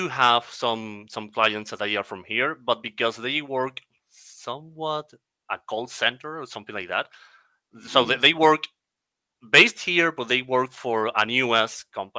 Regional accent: Caracas, Capital District, Venezuela; English is a second language; I'm from Caracas, Venezuela. Well, you already said my name. … I'm from Caracas, Venezuela. And I'm an English teacher.

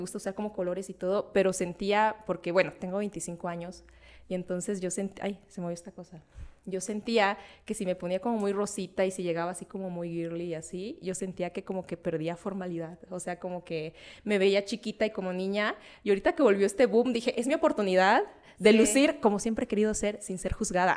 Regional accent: southern Veracruz, Mexico; moved away; yo soy del sur de Veracruz

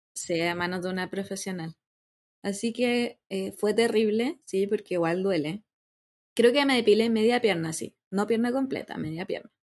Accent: Santiago, Santiago Metropolitan Region, Chile; yo soy de la Florida

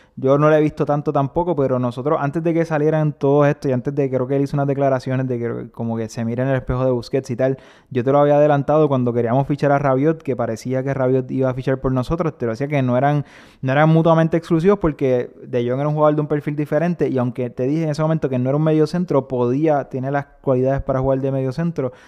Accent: Puerto Rico; Rafa y yo somos puertorriqueños, nuestro equipo nacional es Puerto Rico

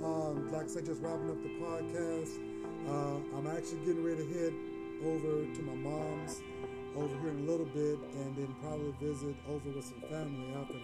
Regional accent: Texas, United States; I'm a Texan, but I'm still a Titan somewhere, a Titan / Oilers somewhere too, just because we cheer for that team for so many years.

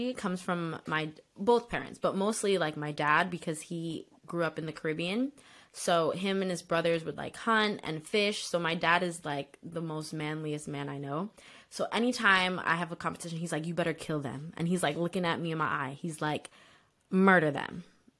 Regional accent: Bloomfield, New Jersey, United States; I'm from Bloomfield, New Jersey

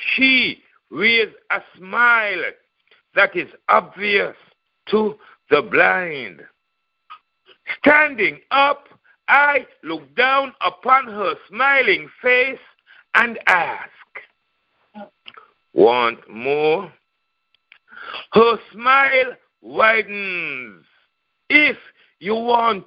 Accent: St. Kitts & Nevis; now in Raleigh, United States; I'm from St. Kitts, Nevis in the Caribbean, Eastern Caribbean

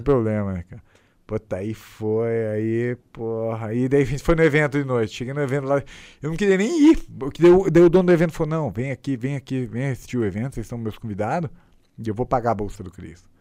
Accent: Brazil; A gente é brasileiro e classe pobre

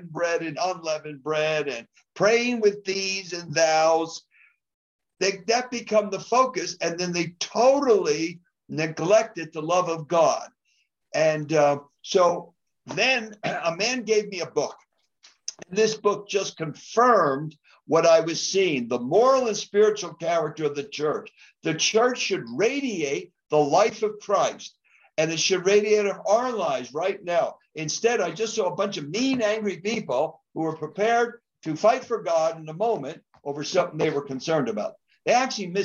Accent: New Jersey, United States; moved away as an adult; now in Colorado, United States; I'm originally from New Jersey. I lived first 20 years there. So I'm an East Coast boy

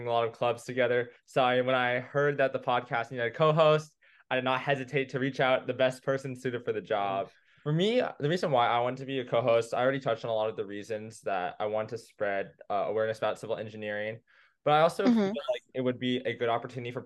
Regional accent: San Ramon, California, United States; I'm from San Ramon, California in the East Bay

